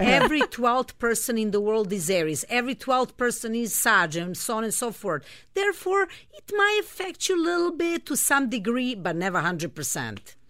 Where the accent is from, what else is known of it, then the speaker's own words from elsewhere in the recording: Belgrade, Serbia; moved away; I grew up in Serbia. I'm originally from Belgrade, Serbia